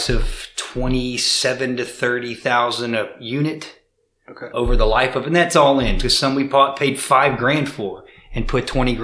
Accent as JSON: {"language": "English", "town": "Baton Rouge", "region": "Louisiana", "country": "United States", "tie": "born or raised there", "said": "born and raised in Baton Rouge, Louisiana"}